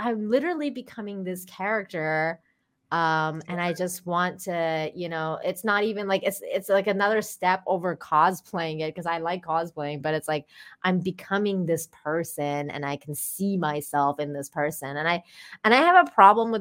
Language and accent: English; Iran; moved away; I grew up in Iran